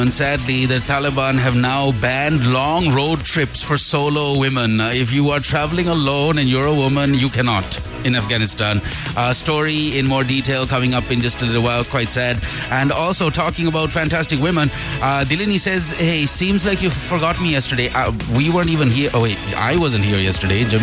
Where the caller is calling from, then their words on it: Kuwait; I'm … from Kuwait.